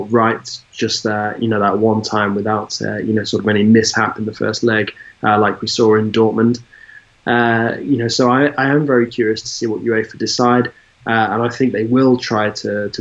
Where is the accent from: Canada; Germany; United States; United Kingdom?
United Kingdom; being British